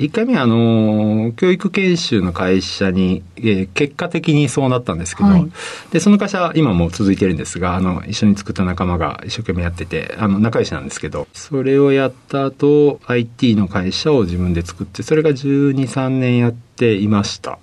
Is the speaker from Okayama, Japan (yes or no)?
no; Osaka, Japan; 出身は大阪です